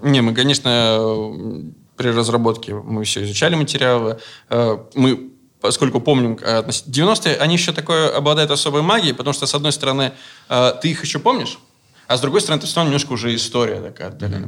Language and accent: Russian; Veliky Novgorod, Novgorod Oblast, Russia; он тоже, как и я, из Великого Новгорода. И мы писали изначально про свое детство, про Новгород